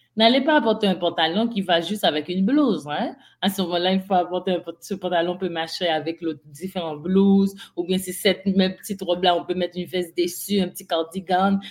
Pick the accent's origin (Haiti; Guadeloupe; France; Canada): Haiti; moved away; je suis d'Haïti.